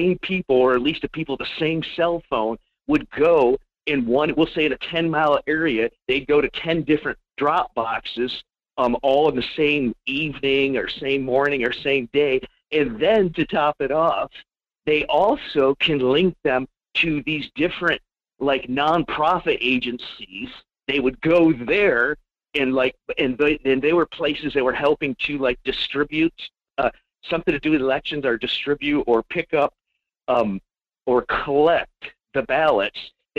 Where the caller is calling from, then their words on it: Fairbanks, Alaska, United States; in Fairbanks.